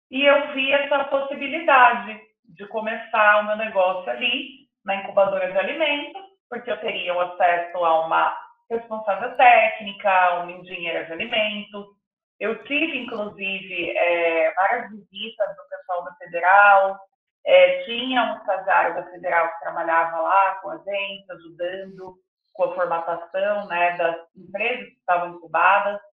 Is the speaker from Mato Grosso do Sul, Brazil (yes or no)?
yes; Mato Grosso do Sul, Brazil; also born or lived in Italy / Spain